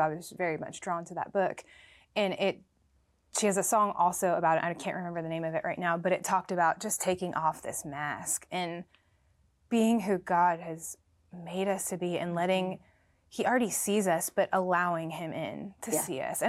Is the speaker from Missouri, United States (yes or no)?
no; Florida, United States; now in Nashville, United States; I'm from Florida, so everything's oh, okay. flat.